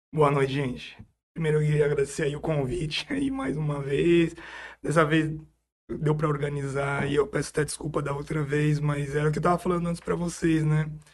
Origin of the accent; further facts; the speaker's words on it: São Paulo, Brazil; moved away as an adult; now in São José do Rio Preto, Brazil; Eu sou nascido em São Paulo, fiz tudo em São Paulo